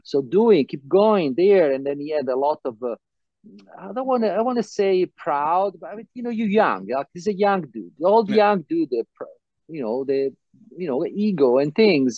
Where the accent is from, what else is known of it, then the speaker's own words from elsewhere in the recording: Vieste, Apulia, Italy; moved away; in Italy, South Italy, my hometown, Vieste